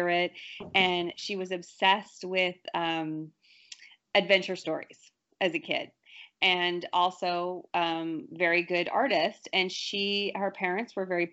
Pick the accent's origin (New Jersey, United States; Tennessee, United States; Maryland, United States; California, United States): California, United States; I'm from California